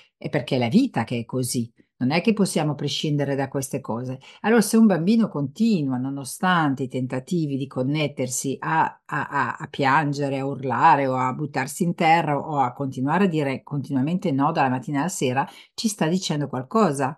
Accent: France; moved away; io sono nata in Francia

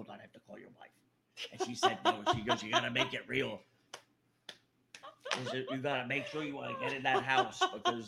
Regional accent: New York City, New York, United States; also born or lived in Brooklyn; I'm from Queens

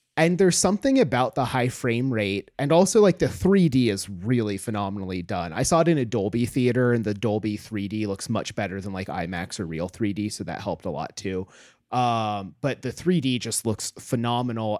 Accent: Homer, Alaska, United States; moved away; Homer, my hometown, is, like, a very beautiful, nice place.

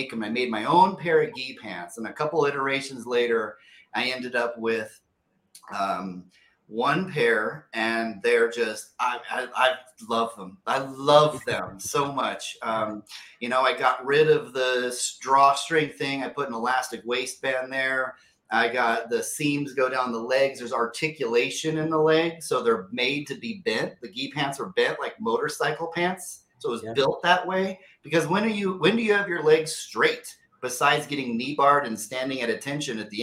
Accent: Placerville, California, United States; also born or lived in San Diego; Born and raised in Northern California, a little small town called Placerville

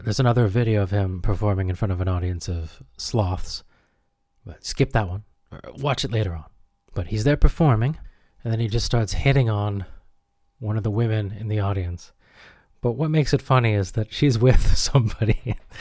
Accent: Tampa, Florida, United States; moved away; I grew up near Tampa, Florida.

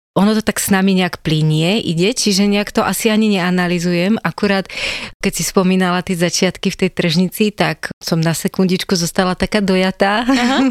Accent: Slovakia; Ja pochádzam z Hronia, čo je naozaj e, miesto a priestor, kde to všetko krásne rastie

